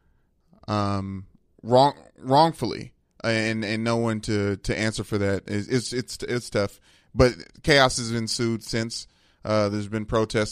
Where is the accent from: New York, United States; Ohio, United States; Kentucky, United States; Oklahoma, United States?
Kentucky, United States; Louisville; in my hometown